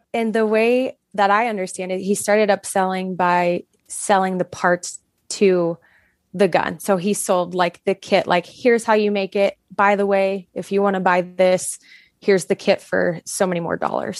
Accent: Florida, United States; moved away as an adult; now in Montana, United States; I was born and raised in Florida

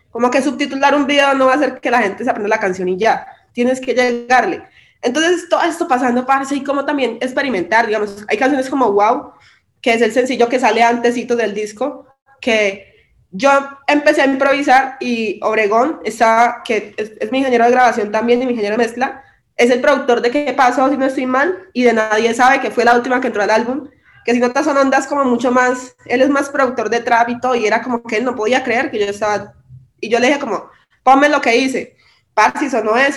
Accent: Quibdó, Chocó, Colombia; now in Medellín, Colombia; mi, raíz y mi hogar es en Quibdó

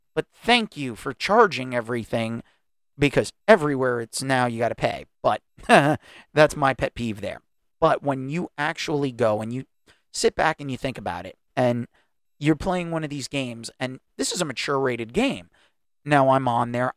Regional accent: United States; I'm an American. I was born in this country

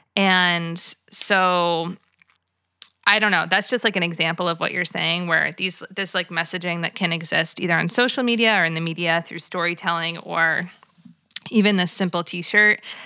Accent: United States; as an American white girl

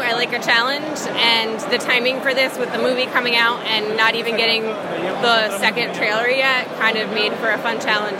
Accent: Freehold, New Jersey, United States; I'm from Freehold, New Jersey.

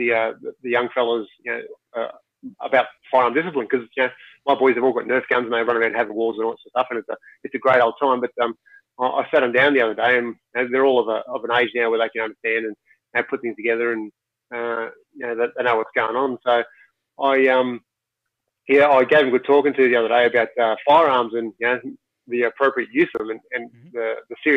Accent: Sydney, New South Wales, Australia; I grew up in Western Sydney, my parents never had firearms or anything like

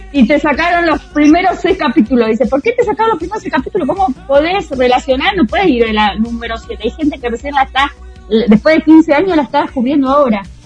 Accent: Tandil, Buenos Aires Province, Argentina; Yo en el cine dos veces con mi amiguita del colegio eh, en Tandil, en la matiné

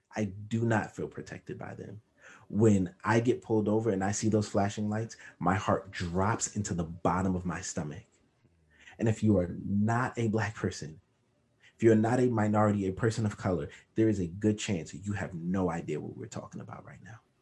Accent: New York City, New York, United States; Growing up in Crown Heights, we knew everybody on our block and the next block over.

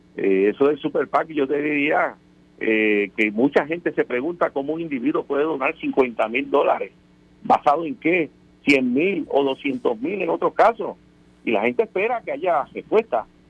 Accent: Puerto Rico; nosotros como pueblo puertorriqueño

